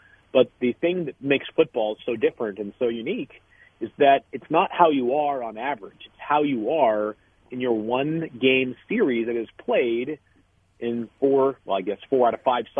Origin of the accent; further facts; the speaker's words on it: New England, United States; I grew up in New England